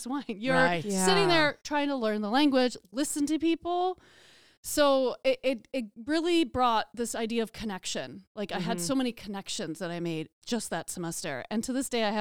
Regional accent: Crystal Lake, Illinois, United States; moved away as an adult; also born or lived in Florence, Italy; I grew up in Crystal Lake, so coming back here, it was really hard because I lived there for on and off for about 20 years

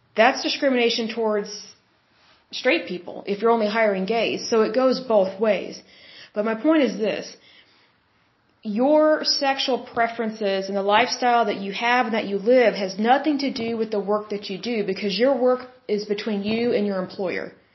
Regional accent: Oklahoma, United States; I'm from Oklahoma.

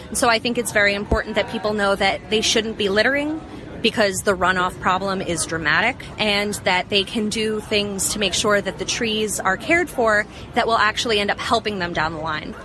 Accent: New York City, New York, United States; I am from Brooklyn, New York

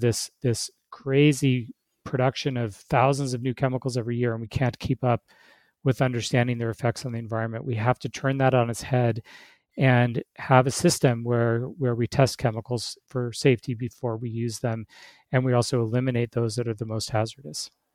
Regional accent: Alaska, United States; moved away as an adult; now in Arizona, United States; I grew up in Alaska where it's normal to eat, eat caribou and moose

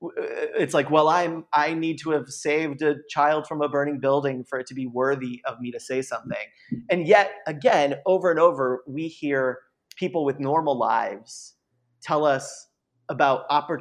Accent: San Diego, California, United States; I was born in San Diego.

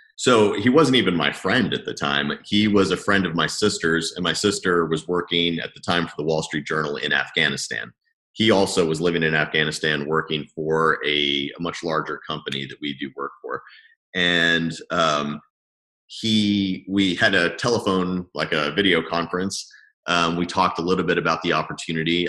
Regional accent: Lebanon; moved away; also born or lived in Madrid; I moved back from Madrid to Lebanon, which I hadn't lived in for you know 10 years maybe and um, it was a good place to just have comfortable roots because it's it is home at the end of the day

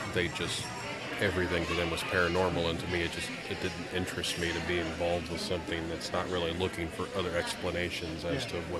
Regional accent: Peru, Indiana area, United States; I'm actually from this area.

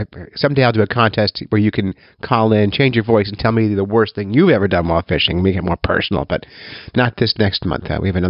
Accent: Cape May Wildwood area, New Jersey, United States; I grew up fishing in New Jersey down in the Cape May Wildwood area

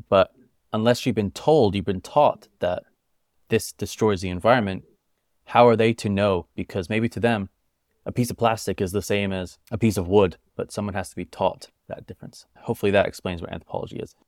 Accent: United States; also born or lived in United Kingdom; I'm a British American, born in the U K, but grew up in America, as you could tell by my accent. I still say water, not wada.

